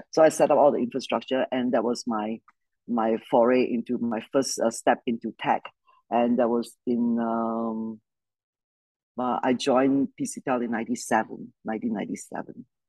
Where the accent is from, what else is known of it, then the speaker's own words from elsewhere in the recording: Malaysia; I grew up in Malaysia, uh, good old British Commonwealth country